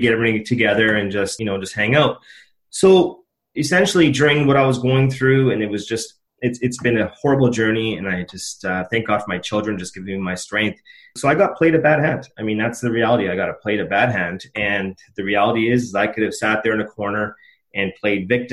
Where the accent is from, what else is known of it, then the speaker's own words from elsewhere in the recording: Edmonton, Alberta, Canada; I was born and raised in Edmonton.